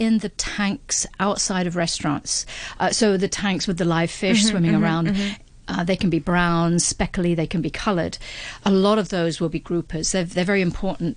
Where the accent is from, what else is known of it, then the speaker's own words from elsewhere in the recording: London, United Kingdom; moved away; I was brought up in London, very far from the ocean.